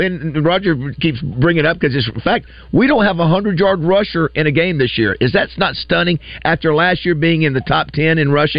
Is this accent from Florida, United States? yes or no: yes; Panama City, Florida, United States; when I was growing up in Panama City